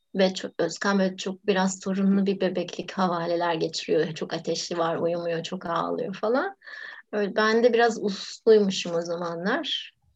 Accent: Istanbul, Turkey; kendi mahallemde İstanbul'un biraz varoşunda büyüdüm ben

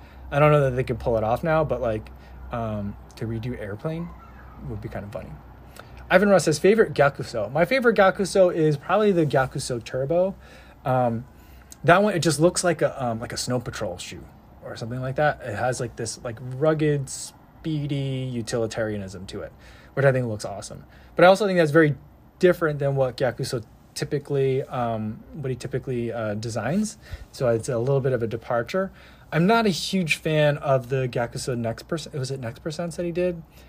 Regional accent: New Jersey, United States; moved away; growing up in New Jersey. And I lived in New Jersey when I saw that movie.

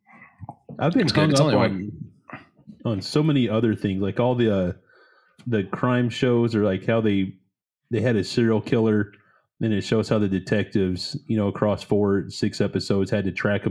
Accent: United States; I'm American.

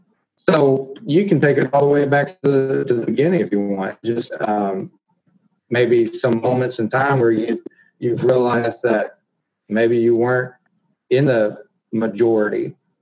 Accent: Texas, United States; accent: southern drawl; I'm from Texas.

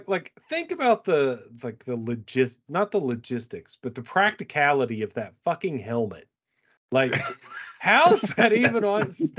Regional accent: Eastern Kentucky, United States; I'm from Eastern Kentucky

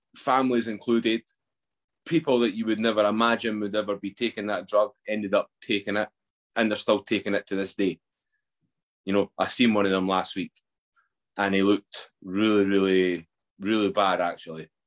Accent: Edinburgh, Scotland, United Kingdom; I grew up in Edinburgh.

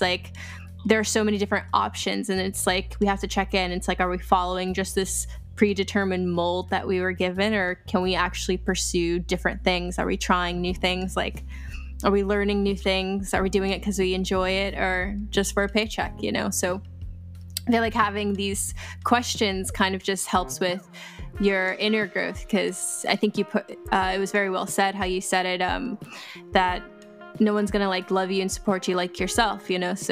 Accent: California, United States; born there; I was born in Cali.

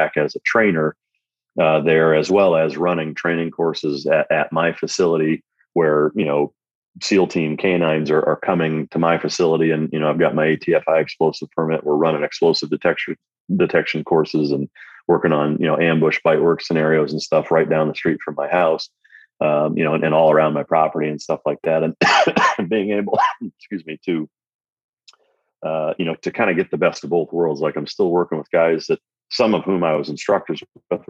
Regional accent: Iowa, United States; growing up in Iowa around a lot of duck hunting, bird dog guys

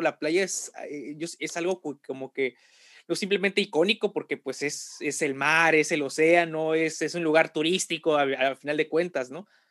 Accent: Tampico, Tamaulipas, Mexico; soy de Tampico

